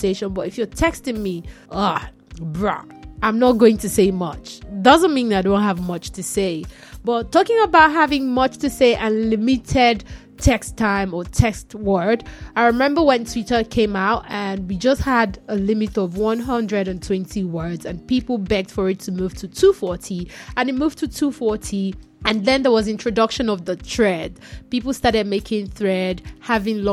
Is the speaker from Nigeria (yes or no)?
yes; Nigeria; I'm Nigerian